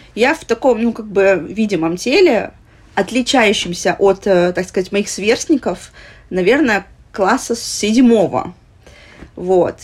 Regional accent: Vladivostok, Primorsky Krai, Russia; moved away as an adult; now in Philippines; мы из Владивостока

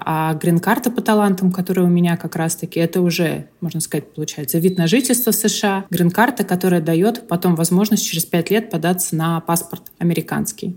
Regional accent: Moscow, Russia; moved away as an adult; now in Florida, United States; я и сама из Москвы

